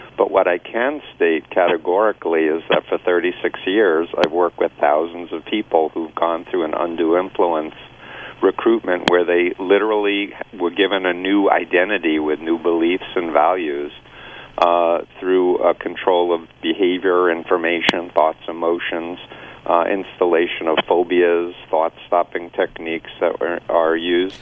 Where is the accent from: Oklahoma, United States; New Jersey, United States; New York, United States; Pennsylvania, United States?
New York, United States; New York City; moved away as an adult; now in Boston, United States; I grew up in Flushing, Queens